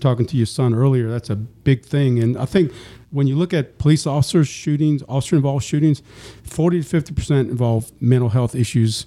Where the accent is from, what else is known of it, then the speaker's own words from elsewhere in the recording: New Orleans, Louisiana, United States; now in East Baton Rouge, United States; I was born and raised in New Orleans